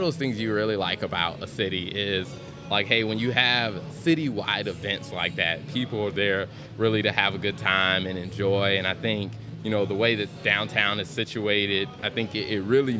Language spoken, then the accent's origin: English; South Carolina, United States; now in Charlotte, United States; well, I grew up in South Carolina. So, to me, Charlotte is the Queen City.